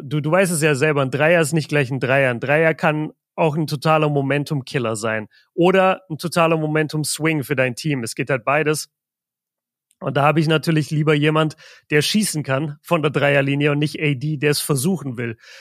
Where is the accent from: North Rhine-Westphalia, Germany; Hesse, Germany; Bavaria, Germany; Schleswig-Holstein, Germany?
Bavaria, Germany; Nuremberg; bei uns in Nürnberg